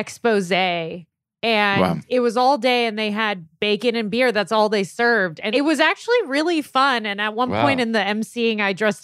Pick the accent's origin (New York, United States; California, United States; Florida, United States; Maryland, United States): California, United States; growing up in California